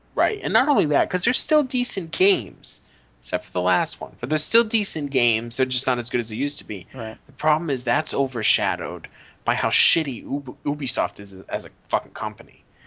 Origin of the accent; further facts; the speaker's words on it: United States; as an American